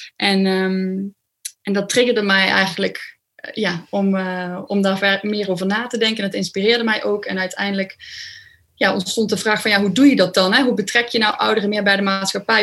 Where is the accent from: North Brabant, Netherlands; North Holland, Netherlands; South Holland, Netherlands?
North Brabant, Netherlands; Overloon; moved away as an adult; now in Nijmegen, Netherlands; ik kom uit een klein dorpje in Brabant. En ehm, ik ben toen ik 22 was naar Nijmegen verhuisd.